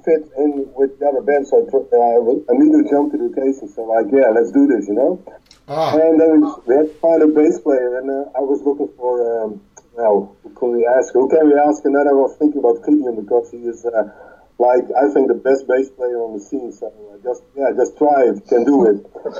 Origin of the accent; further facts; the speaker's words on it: Netherlands; English is a second language; Utrecht and Amsterdam.